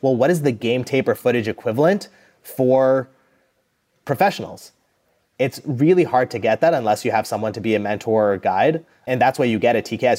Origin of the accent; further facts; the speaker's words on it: Calgary, Alberta, Canada; I grew up in Calgary, which is an oil and gas town